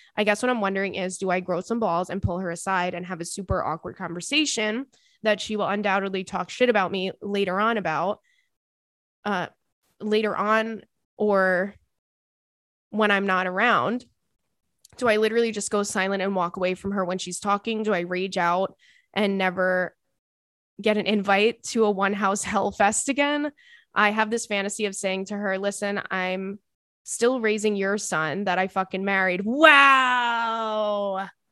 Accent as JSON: {"language": "English", "town": "Commack", "region": "New York", "country": "United States", "said": "I'm from, uh, Comac"}